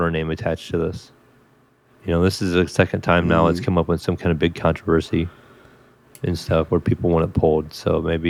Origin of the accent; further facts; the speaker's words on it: United States; us as Americans